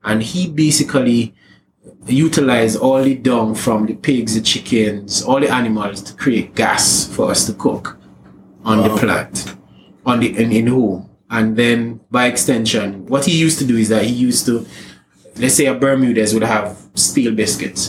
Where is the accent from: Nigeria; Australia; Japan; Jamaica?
Jamaica; moved away as an adult; now in Trinidad and Tobago; I'm a Jamaican living in Trinidad